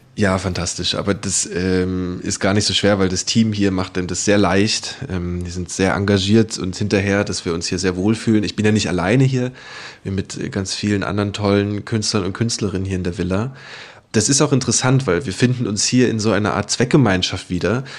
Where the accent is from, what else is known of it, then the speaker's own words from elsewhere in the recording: Lusatia, eastern Saxony, Germany; alles, was ich kenne und wo ich herkomme, nun mal aus dieser Ecke kommt, da äh, in der Lausitz und im, im östlichen Sachsen.